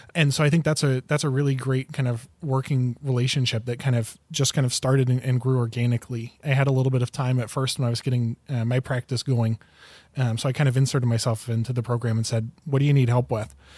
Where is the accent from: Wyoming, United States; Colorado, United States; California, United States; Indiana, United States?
Indiana, United States; northern; now in Grand Rapids, Michigan, United States; I grew up in the Midwest, uh, grew up in northern Indiana